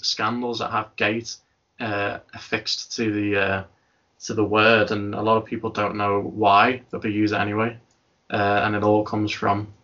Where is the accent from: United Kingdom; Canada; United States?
United Kingdom; Liverpool, North West England; I am from Liverpool